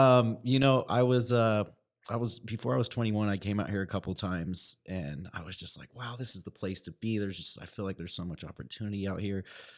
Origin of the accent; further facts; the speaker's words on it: California, United States; And I had a buddy I grew up with back in California, and he was working in a club.